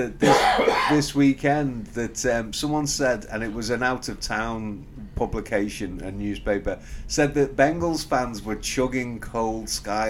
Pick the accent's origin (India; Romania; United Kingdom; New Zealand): United Kingdom; moved away as an adult; also born or lived in Manchester, England; now in United States; despite my accent, I don't live here. I live in America.